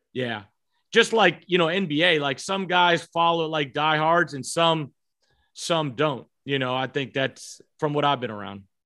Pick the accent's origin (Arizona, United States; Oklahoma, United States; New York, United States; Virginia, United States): Virginia, United States; I grew up in Virginia.